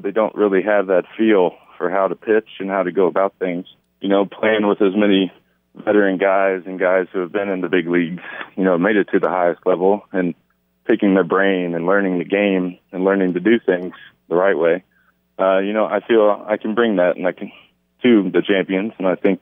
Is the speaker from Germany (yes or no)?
no; Louisville, Kentucky, United States; I'm from Louisville, Kentucky. That's where I'm at right now.